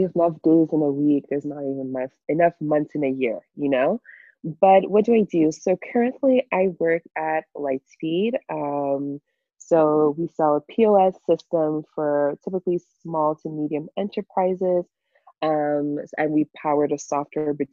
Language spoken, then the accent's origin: English; Montreal, Quebec, Canada; also born or lived in Europe; I've been in Canada since I was 4 years old, right? So I'm pretty much Canadian